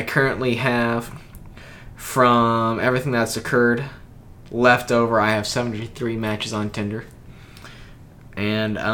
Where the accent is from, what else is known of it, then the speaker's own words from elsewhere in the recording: Carbondale, Illinois, United States; accent: southern; now in Springfield, United States; I'm from Carbondale